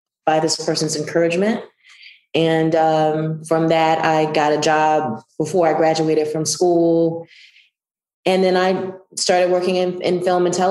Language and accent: English; Southwest Mississippi, United States; moved away; And I'm from Southwest Mississippi